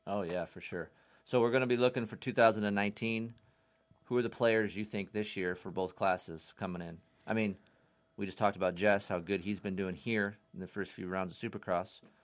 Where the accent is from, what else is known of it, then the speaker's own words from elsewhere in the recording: United States; as an American fan